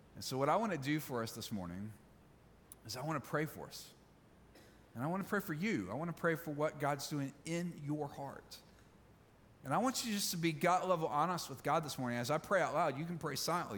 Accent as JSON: {"language": "English", "region": "Mississippi", "country": "United States", "said": "I'm from Mississippi"}